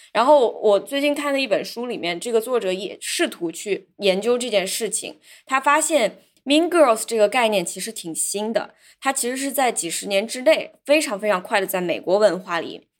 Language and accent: Chinese; China; moved away; 我小时候虽然是在中国长大